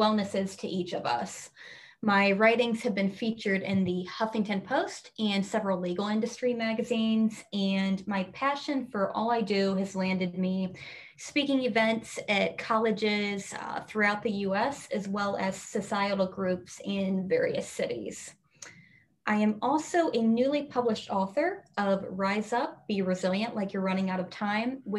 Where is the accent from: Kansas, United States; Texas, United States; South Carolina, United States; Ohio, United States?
Ohio, United States; Northeast; moved away as an adult; also born or lived in Chicago, Illinois / Washington, D.C. / New York City; I was born and raised in Northeast Ohio